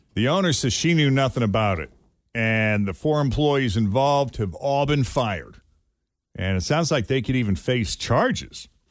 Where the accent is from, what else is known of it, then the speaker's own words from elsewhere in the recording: Massachusetts, United States; Growing up in Massachusetts